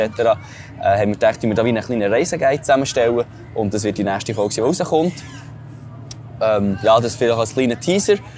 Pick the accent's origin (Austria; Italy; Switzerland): Switzerland; normalerweise in der Schweiz